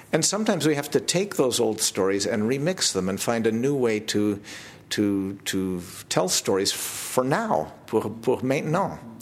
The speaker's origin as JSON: {"language": "French", "town": "Toronto", "region": "Ontario", "country": "Canada", "second_language": "French", "said": "Chez nous à Toronto, j'ai fondé un festival"}